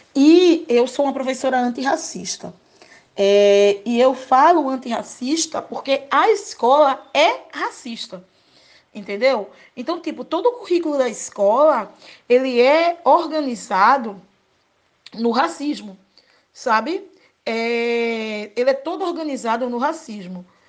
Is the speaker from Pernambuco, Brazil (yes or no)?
yes; Recife, Pernambuco, Brazil; Sou aqui de Recife é, bem periférica do bairro da Água Fria